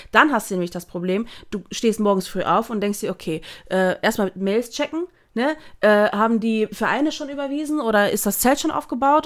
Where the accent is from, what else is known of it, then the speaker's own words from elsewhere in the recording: Germany; also born or lived in Netherlands; ich bin ja gebürtige Niederländerin. Ich bin mit anderthalb Jahren nach Deutschland gezogen